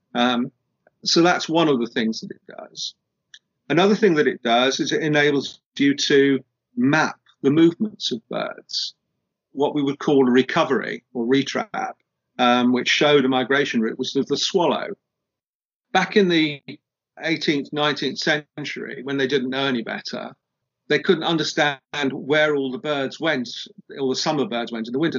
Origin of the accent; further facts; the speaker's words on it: United Kingdom; we're British